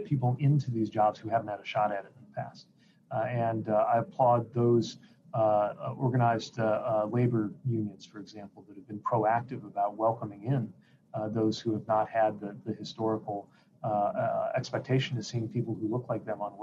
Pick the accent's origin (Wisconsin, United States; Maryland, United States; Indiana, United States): Indiana, United States; South Bend; our recovery from it defines the life of my hometown to this day